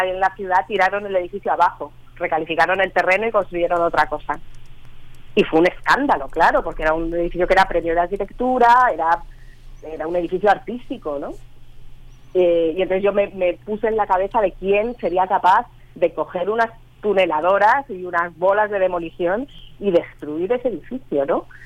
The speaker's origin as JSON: {"language": "Spanish", "town": "La Gomera", "region": "Canary Islands", "country": "Spain", "accent": "Gomeran", "said": "sí, yo ya perdí el acento, pero bueno, sale la gomera un poquito"}